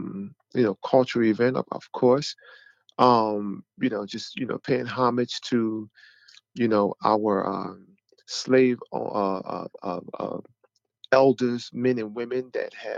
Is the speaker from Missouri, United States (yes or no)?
no; Philadelphia, Pennsylvania, United States; I am from Philadelphia, PA